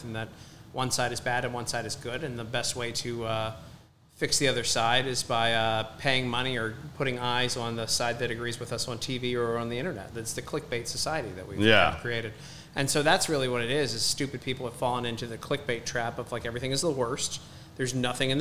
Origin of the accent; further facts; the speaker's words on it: Baltimore, Maryland, United States; I grew up in Baltimore, was trained as a public defender in law school